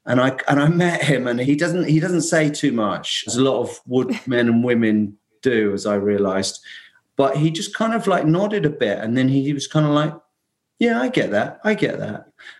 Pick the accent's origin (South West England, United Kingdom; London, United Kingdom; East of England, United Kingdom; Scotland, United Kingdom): London, United Kingdom; moved away as an adult; now in Essex, United Kingdom; I'm actually in that little old island, England, about an hour northeast of London, where I come from. But I've kind of now kind of camped out in a field for the last 20 odd years.